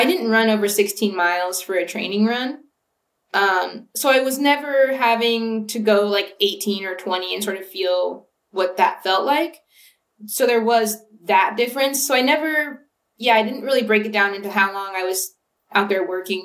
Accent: Ventura, California, United States; moved away; I'm from about an hour north of LA. I'm from Ventura.

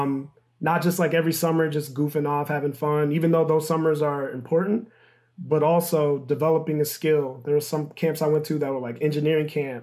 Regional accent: Michigan, United States; moved away as an adult; also born or lived in New Orleans; I'm from Michigan

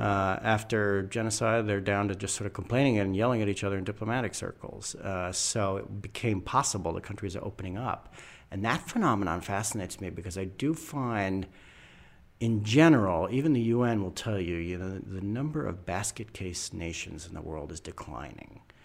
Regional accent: United States; white American male born in the second half of the twentieth century.

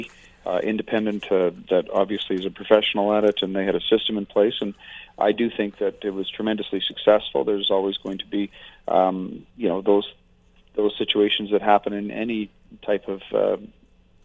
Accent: Fort McMurray, Alberta, Canada; I've been in Alberta more than 50 years. I'm from Fort McMurray.

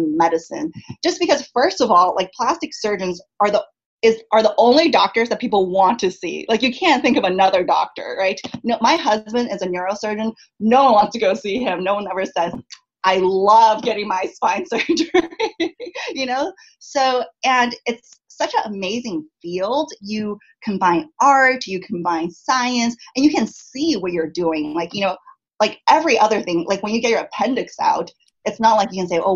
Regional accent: San Diego, California, United States; also born or lived in Chicago; now in Los Angeles, United States; I grew up in San Diego

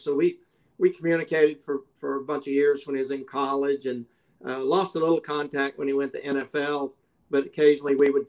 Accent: Mississippi, United States; moved away; also born or lived in Ohio; I'm from Mississippi.

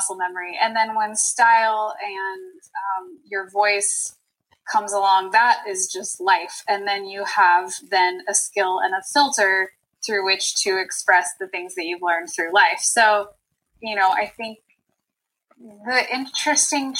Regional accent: Bay Area of California, United States; I'm from California

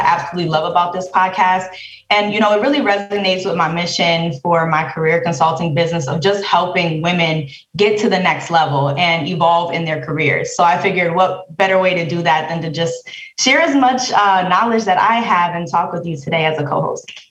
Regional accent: Bridgeport, Connecticut, United States; I'm from Bridgeport, Connecticut

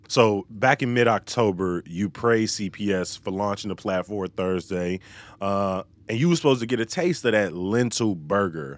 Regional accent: Chicago, Illinois, United States; somebody born and raised in Chicago

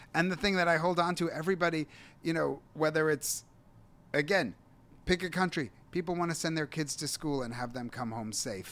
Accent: New York City, New York, United States; moved away as an adult; also born or lived in Israel; then I moved back to New York City

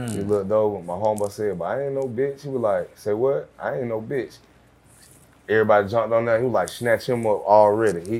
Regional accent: Atlanta, Georgia, United States; I'm from real Atlanta

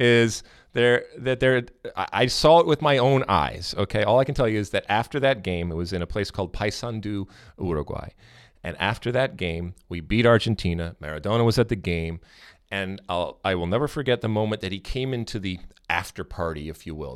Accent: United States; we as American soccer fans

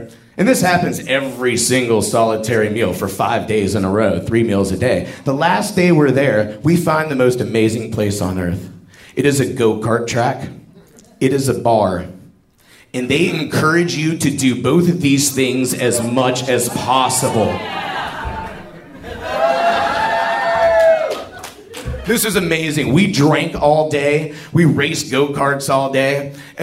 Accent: United States; I'm an American

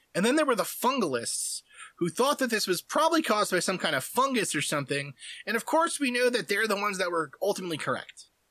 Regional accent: United States; as Americans

